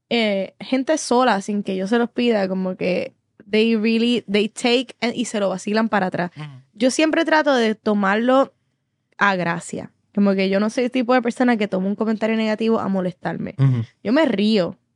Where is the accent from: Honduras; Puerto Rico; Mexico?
Puerto Rico; Soy boricua